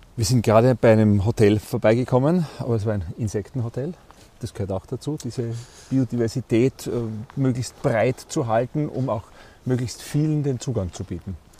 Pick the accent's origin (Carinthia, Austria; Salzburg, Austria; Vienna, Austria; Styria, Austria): Styria, Austria; bei uns in der Steiermark, wir sagen hier, die, das sind die Murnockerln